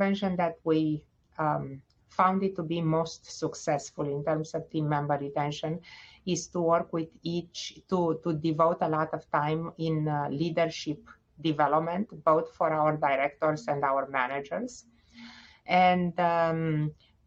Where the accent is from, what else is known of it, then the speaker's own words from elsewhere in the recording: Romania; moved away as an adult; also born or lived in Bucharest, Romania / Stony Brook, New York / Cincinnati, Ohio; now in Indianapolis, United States; I am originally from Romania. I graduated the medical school at Carol Davila in Bucharest.